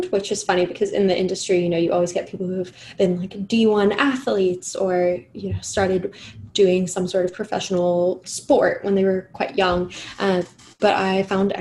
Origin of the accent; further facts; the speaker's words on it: England, United Kingdom; I'm English